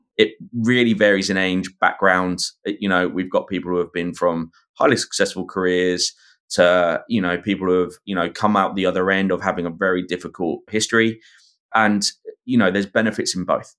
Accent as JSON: {"language": "English", "region": "England", "country": "United Kingdom", "accent": "English Pommy", "moved": "yes", "lives_now": "Australia", "said": "my English Pommy accent"}